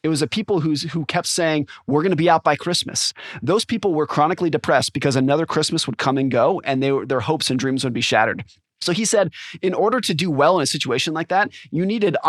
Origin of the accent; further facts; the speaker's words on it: California, United States; now in Seattle, United States; My wife grew up here. That's what brought us here. I grew up in California.